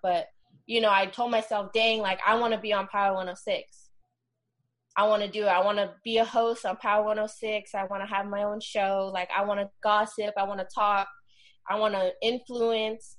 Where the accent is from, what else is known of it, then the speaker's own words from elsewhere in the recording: the Bay Area, Northern California, United States; moved away as an adult; now in Los Angeles, United States; I'm originally from the Bay, which is in Northern California. I moved to LA about five years ago